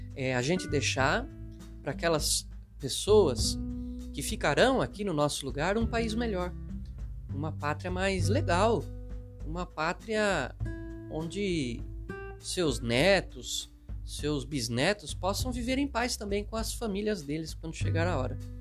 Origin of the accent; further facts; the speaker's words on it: Brazil; nós somos brasileiros, temos essa graça, moramos num país bom